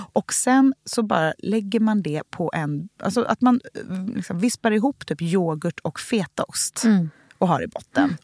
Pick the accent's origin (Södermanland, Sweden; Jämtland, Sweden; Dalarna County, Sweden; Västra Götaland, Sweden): Västra Götaland, Sweden; Gothenburg; runt matbordet i Änggården där jag är uppvuxen i Göteborg